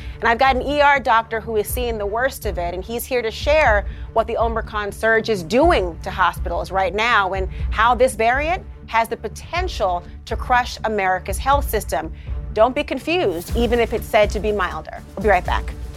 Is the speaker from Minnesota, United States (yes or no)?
yes; Minnesota, United States; I'm from Minnesota